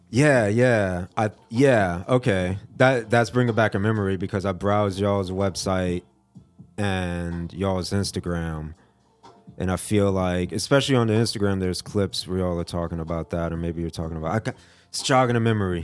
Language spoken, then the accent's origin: English; Fort Lauderdale, Florida, United States; moved away as an adult; now in Asheville, United States; I'm from Fort Lauderdale, Florida.